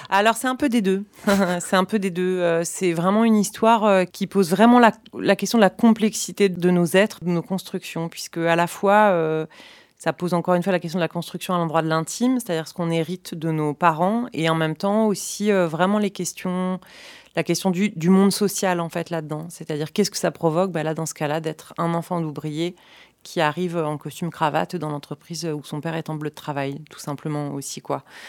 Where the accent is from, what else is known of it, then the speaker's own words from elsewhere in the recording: about 30 km from Niort, Nouvelle-Aquitaine, France; la scène nationale de Niort, euh, la ville qui est à une trentaine de kilomètres de là où j'ai grandi